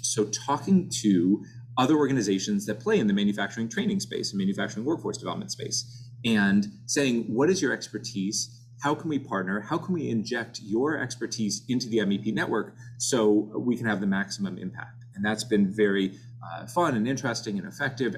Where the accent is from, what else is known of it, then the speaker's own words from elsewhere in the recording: Orlando, Florida, United States; moved away as an adult; now in Cleveland, United States; I grew up in Orlando, Florida